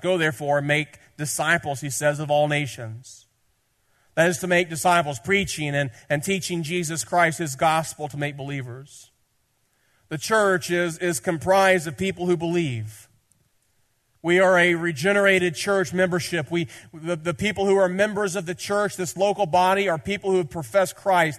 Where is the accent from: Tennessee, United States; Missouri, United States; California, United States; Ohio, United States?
Tennessee, United States; I'm from Tennessee